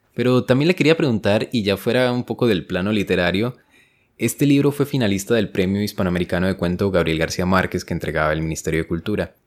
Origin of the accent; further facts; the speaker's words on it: Colombia; yo soy colombiano